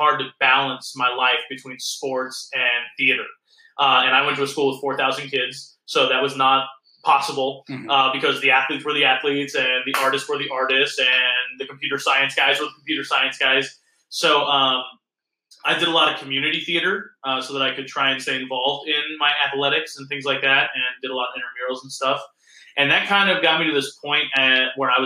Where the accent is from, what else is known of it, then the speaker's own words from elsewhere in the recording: Allentown, Pennsylvania, United States; moved away as an adult; also born or lived in Illinois; now in Alpena, United States; I was born and raised in Allentown, Pennsylvania, which is about 45 minutes north of Philadelphia